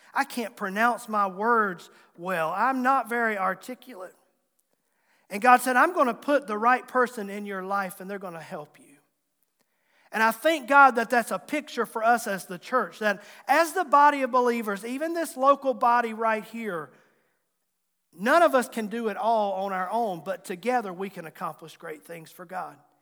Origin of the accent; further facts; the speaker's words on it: Tazewell County, Southwest Virginia, United States; accent: Southwest Virginia; I was from Southwest Virginia, Tazewell County, And you might hear that accent come out in my speaking and talking even to this day